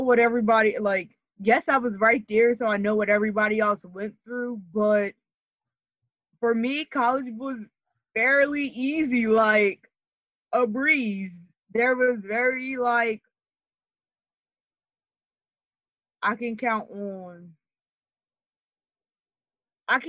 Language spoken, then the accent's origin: English; Camden, New Jersey, United States; I'm from Camden, but I've grown up more suburban than anything.